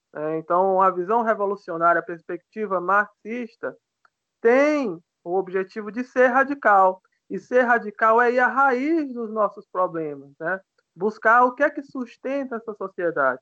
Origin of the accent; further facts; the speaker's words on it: Piauí, Brazil; eu sou piauiense, né? Sou nordestino